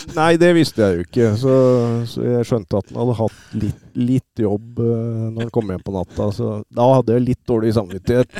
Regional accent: Oslo, Norway; now in Hamar, Norway; jeg er født og oppvokst, uh, som du sier, på, i Oslo og, og, bodde på Kampen uh, fra jeg var guttunge

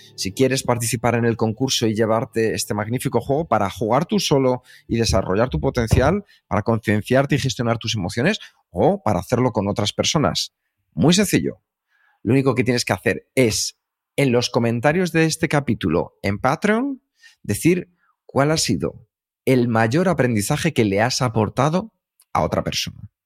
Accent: Madrid, Community of Madrid, Spain; also born or lived in United States; Los dos nacimos en Vallecas

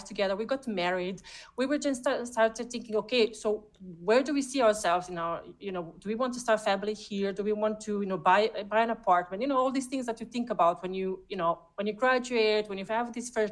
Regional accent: Bosnia & Herzegovina; moved away as an adult; also born or lived in Sarajevo; now in Austria; We grew up in Bosnia. We come from the northern western part of Bosnia, from Krajina.

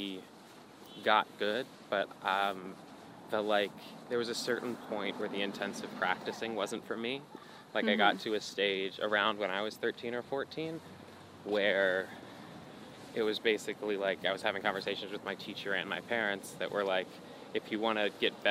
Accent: Philadelphia, Pennsylvania, United States; also born or lived in New York; I grew up in Philly

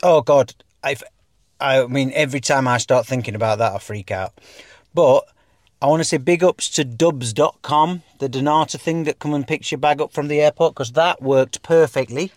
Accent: England, United Kingdom; also born or lived in Dubai; we are English.

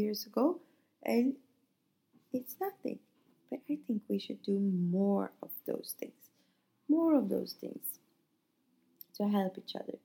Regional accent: Sweden; now in Nice, France; We are in a mixed couple from Italy and Sweden

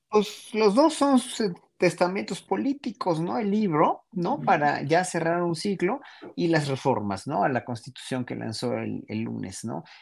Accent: Mexico; nosotros, pueblo mexicano

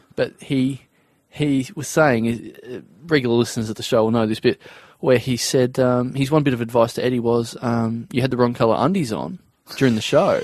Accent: Maryborough, Victoria, Australia; now in Melbourne, Australia; I come from Maryborough, and that's like two and a half hours from here. Yeah, central Victoria, between Bendigo

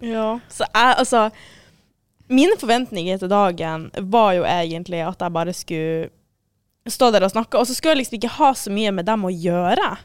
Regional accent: Northern Norway, Norway; jeg var fra eh, Nord-Norge

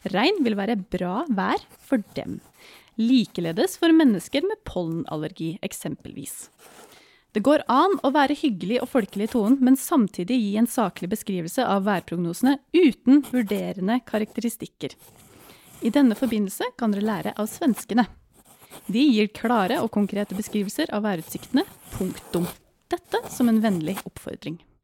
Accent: Gudbrandsdalen, Innlandet, Norway; der jeg kommer fra

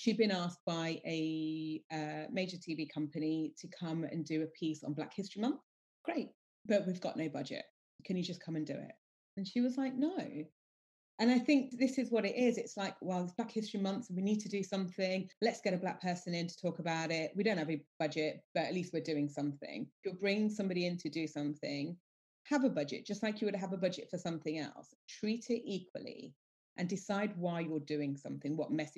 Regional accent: United Kingdom; But, you know, I'm Indian, British Indian, proud of it.

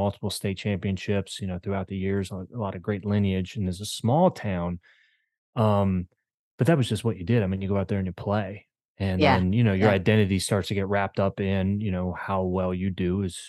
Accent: Maryland, United States; I grew up in Maryland. I've lived in 6 different states and grew up in a small town in Maryland. It's a railroad town, baseball town.

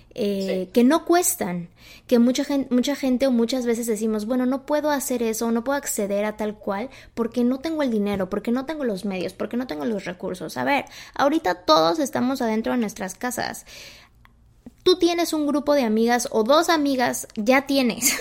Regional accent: Mexico; moved away; en mi país, en México

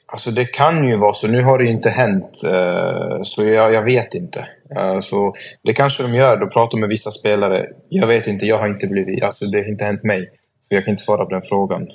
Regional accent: Sweden; moved away as an adult; also born or lived in Norway; Det är ju mitt land ändå och jag har alla mina vänner här

